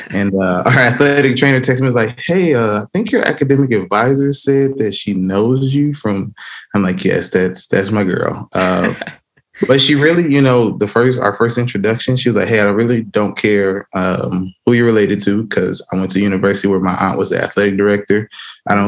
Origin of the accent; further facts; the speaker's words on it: Fort Wayne, Indiana, United States; also born or lived in Nashville, Tennessee; I was raised in Fort Wayne, Indiana